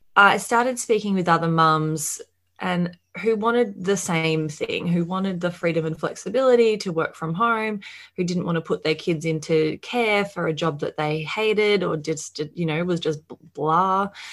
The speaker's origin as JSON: {"language": "English", "country": "Australia", "said": "as you can probably hear, I am from Australia"}